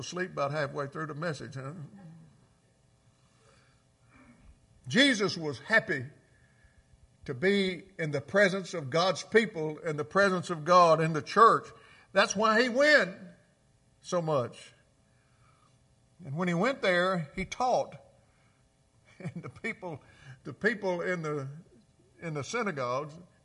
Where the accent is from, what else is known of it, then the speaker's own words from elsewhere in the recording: Clarksdale, Mississippi, United States; Clarksdale, my hometown